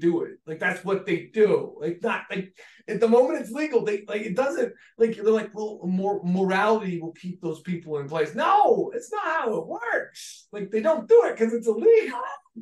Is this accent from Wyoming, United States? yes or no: no; Pennsylvania, United States; I'm from Pennsylvania